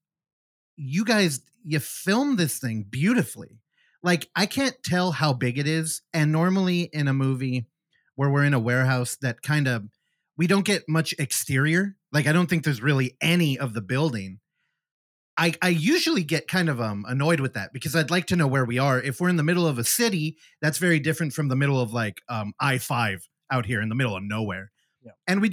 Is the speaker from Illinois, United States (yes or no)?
no; Bay Area, California, United States; I'm from the Bay Area, California.